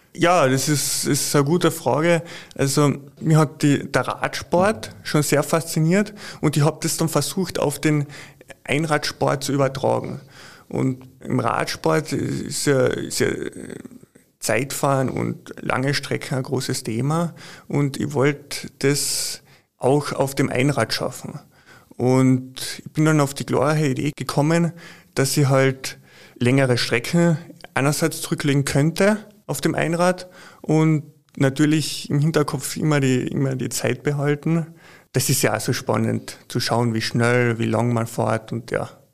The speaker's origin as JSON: {"language": "German", "region": "Carinthia", "country": "Austria", "said": "als äh, waschechter Kärntner"}